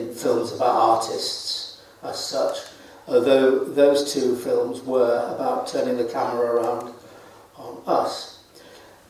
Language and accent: English; Manchester area, North West England, United Kingdom; when I was growing up in the Manchester area